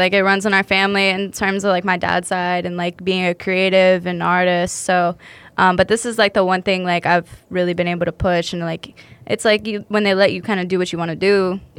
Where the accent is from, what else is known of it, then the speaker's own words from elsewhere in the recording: Greensboro, North Carolina, United States; moved away; the area where I grew up in Greensboro, North Carolina.